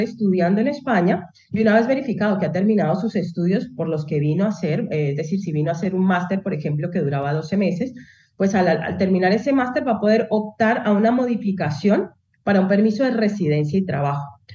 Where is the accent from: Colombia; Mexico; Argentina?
Colombia; moved away as an adult; now in Spain; yo soy colombiana de origen, ¿no? Entonces, cuando a mí me tocó, yo, yo me vine por estudios, a hacer mis estudios de posgrado